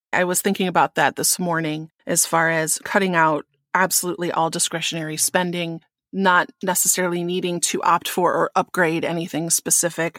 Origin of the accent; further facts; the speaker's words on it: Wisconsin, United States; in Wisconsin, which is my home state